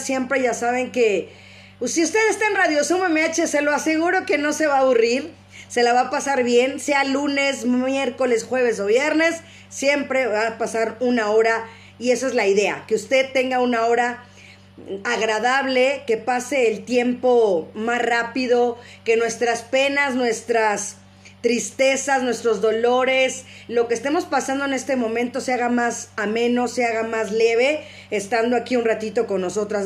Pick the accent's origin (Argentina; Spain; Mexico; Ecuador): Mexico; como mexicanos